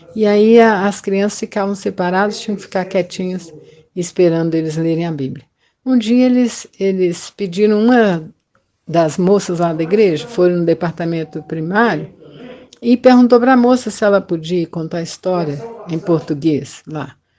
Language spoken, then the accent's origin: Portuguese; Belo Horizonte, Minas Gerais, Brazil; Nasci em Belo Horizonte em 1951